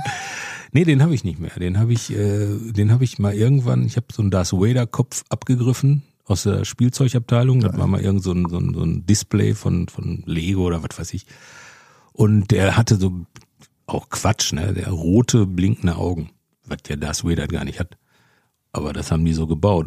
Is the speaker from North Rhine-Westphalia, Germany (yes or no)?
yes; Bochum, North Rhine-Westphalia, Germany; also born or lived in Mülheim an der Ruhr; ich komme ja aus Bochum